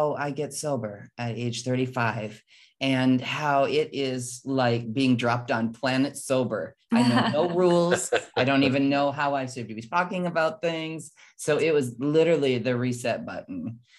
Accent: Midwest, United States; my life of growing up in the Midwest

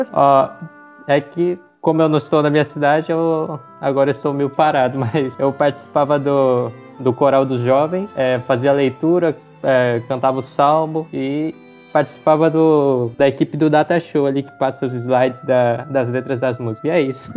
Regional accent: Nova Bilac, Paraná, Brazil; moved away as an adult; now in Cornélio Procópio, Brazil; eu estou fazendo faculdade em Cornélio, mas eu sou de Nova Bilac, no Paraná

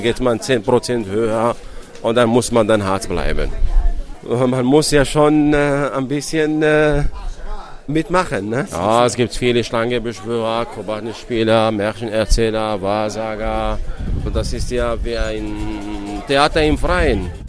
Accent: Morocco; Bei uns in Marokko

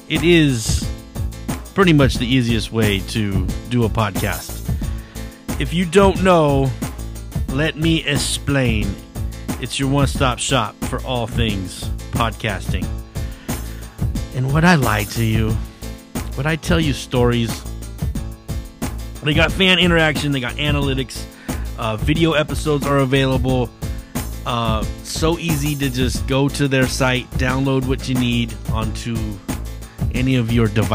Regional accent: Hayward, California, United States; downtown Hayward, my hometown

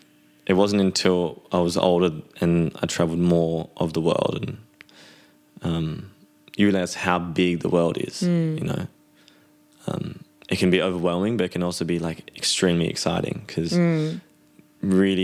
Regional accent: Byron Bay, New South Wales, Australia; moved away as an adult; now in Amsterdam, Netherlands; as an Australian living on the other side of the world, as beautiful as our country is

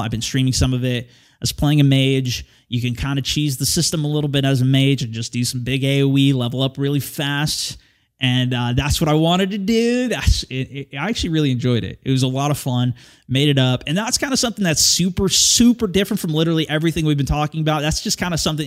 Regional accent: California, United States; moved away as an adult; now in Portland, United States; I'm originally from California

